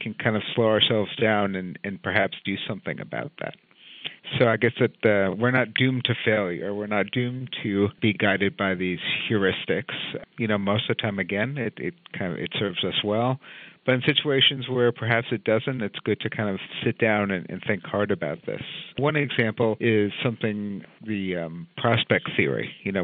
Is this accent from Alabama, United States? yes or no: no; New York City, New York, United States; I grew up in New York City